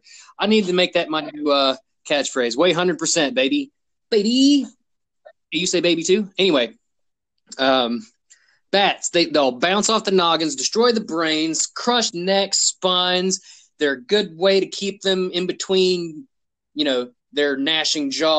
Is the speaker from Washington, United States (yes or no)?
no; West Virginia, United States; also born or lived in Hawaii; I'm born in the islands of Hawaii, raised in the mountains of West Virginia.